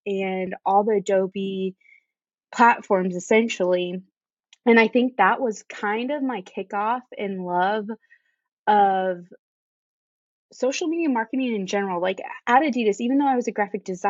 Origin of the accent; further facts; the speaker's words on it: Indiana, United States; moved away as an adult; also born or lived in Chicago; now in Charleston, United States; I was born and raised in Indiana, but now I live in Charleston with my husband